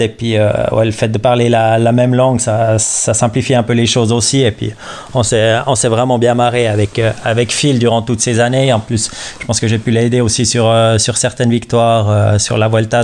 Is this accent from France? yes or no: no; Switzerland; J'avais un entraîneur chez moi en Suisse